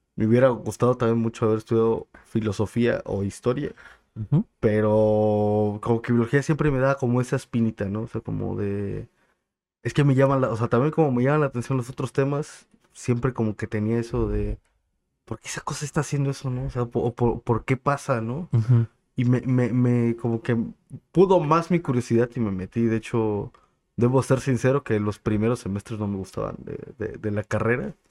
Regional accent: Chilpancingo, Guerrero, Mexico; also born or lived in State of Mexico; soy original, nacido y crecido de aquí de, Chilpancingo

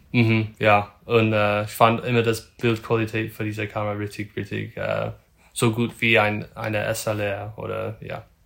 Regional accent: north of Sacramento, Northern California, United States; German is a second language; also born or lived in Lüneburg, Germany / Berlin, Germany; ich komme aus Nordkalifornien im Norden von Sacramento

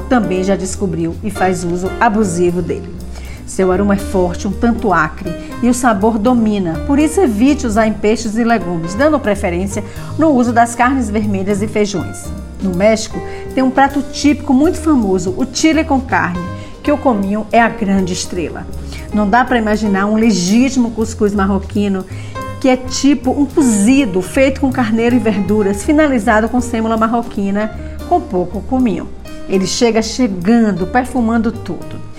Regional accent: Sertão, Bahia, Brazil; sou sertaneja

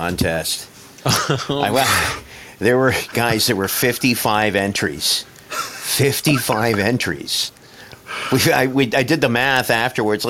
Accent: Canada; being Canadian

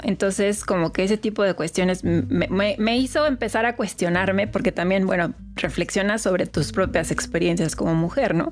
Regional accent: Mexico; yo soy mexicana

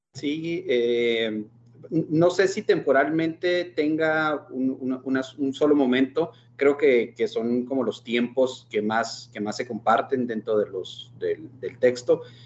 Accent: Mexico; nuestra formación como, como mexicanos católicos

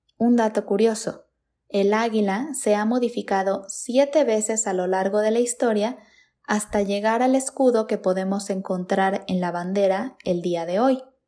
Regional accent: Mexico; lo que somos los mexicanos

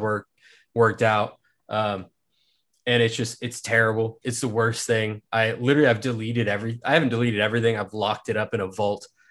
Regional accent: Manhattan, Kansas, United States; I'm actually here from Manhattan, Kansas

